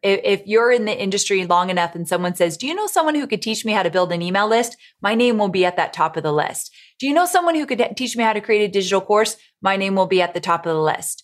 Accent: Orange County, California, United States; moved away as an adult; also born or lived in San Diego, California; now in Nashville, United States; I grew up in Orange County, California, and then I lived in San Diego when I worked with Tony for so long

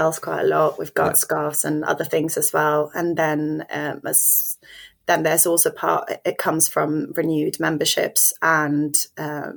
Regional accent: Sweden; moved away as an adult; now in London, United Kingdom; I am from Sweden, and I moved to London in 2015.

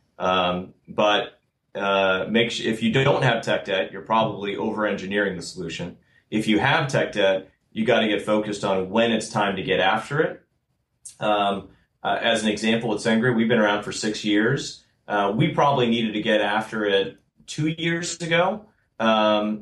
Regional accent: outside of Boston, Massachusetts, United States; also born or lived in Austin, Texas; now in Bay Area, United States; I grew up outside of Boston.

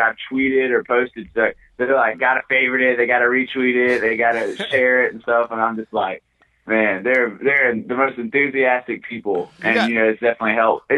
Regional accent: Spartanburg, South Carolina, United States; I'm from Spartanburg, South Carolina. I trained in Greenville for a while when I first started fighting MMA, but I'm originally from Spartanburg, South Carolina.

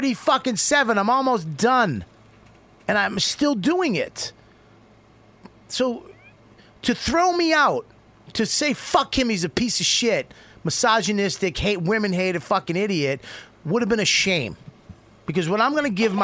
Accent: Boston, Massachusetts, United States; I'm from Boston

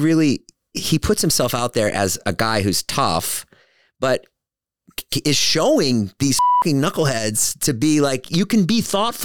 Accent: Boston, Massachusetts, United States; I grew up in Boston. All my friends were like this. I was the one Jewish kid.

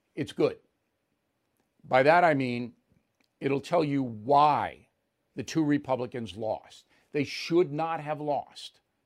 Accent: United States; I'm a proud American

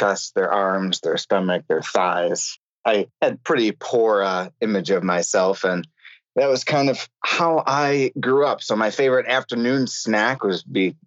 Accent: Buffalo, New York, United States; also born or lived in Cleveland; I grew up in the land of buffalo wings.

